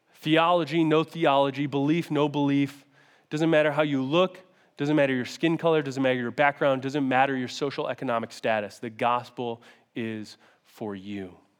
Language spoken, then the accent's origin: English; Syracuse, New York, United States; moved away as an adult; now in Rochester, United States; I grew up in Syracuse, and I got recruited to come play football here in Rochester